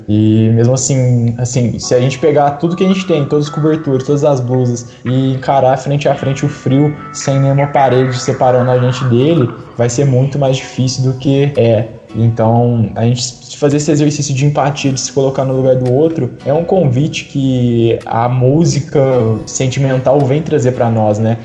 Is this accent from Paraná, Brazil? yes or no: no; Franca, São Paulo, Brazil; also born or lived in Uberlândia; sou de Franca, tenho 18 anos, participo lá do Centro Luz e Amor